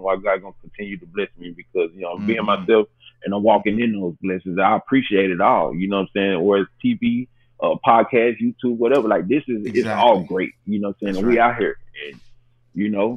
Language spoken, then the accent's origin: English; Memphis, Tennessee, United States; that's where I'm from, born and raised in Memphis, Tennessee